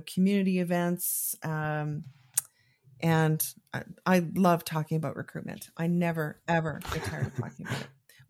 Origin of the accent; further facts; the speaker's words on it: Calgary, Alberta, Canada; I don't think there's too many. There's a few of us on there, but I'm the one from Calgary.